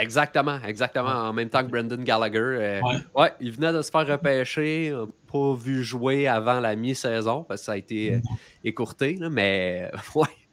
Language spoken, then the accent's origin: French; Quebec, Canada; quand on est québécois